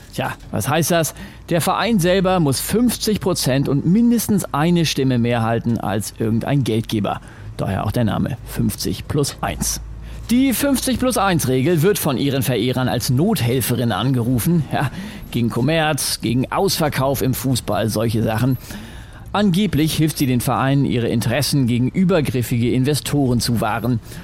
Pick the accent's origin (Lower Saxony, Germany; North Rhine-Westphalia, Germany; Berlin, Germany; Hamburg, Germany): Lower Saxony, Germany; Braunschweig; ich komme halt aus Braunschweig